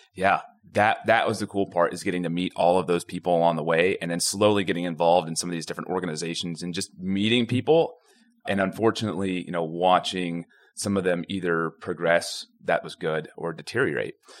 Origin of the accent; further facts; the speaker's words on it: Houston, Texas, United States; it's really small when I grew up here. So I, I, I actually came back home to, to start everything. I'm from the Houston area. I mean, I went to Klein High School.